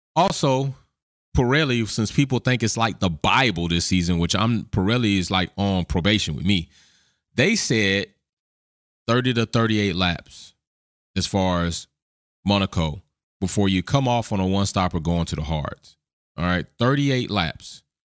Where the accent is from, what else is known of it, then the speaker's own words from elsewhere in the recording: the South of America, United States; born and raised in the South of America